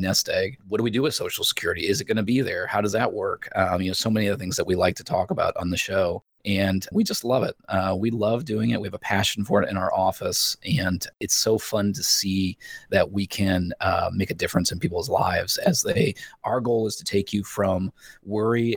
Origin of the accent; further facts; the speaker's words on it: Indiana, United States; moved away as an adult; now in Columbia, United States; I was born and raised in Indiana.